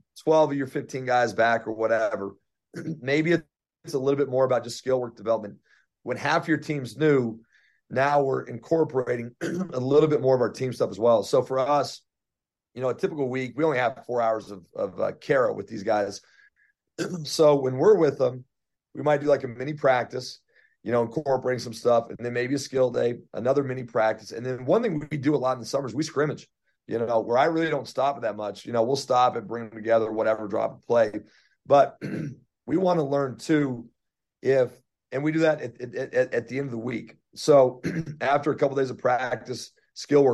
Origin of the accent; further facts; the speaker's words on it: Denver, Colorado, United States; I'm from Denver